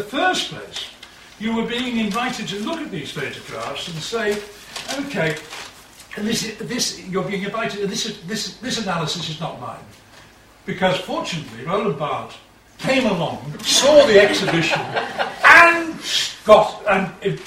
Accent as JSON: {"language": "English", "town": "Liverpool", "region": "North West England", "country": "United Kingdom", "tie": "born or raised there", "said": "I was brought up in Liverpool in a lower middle class family"}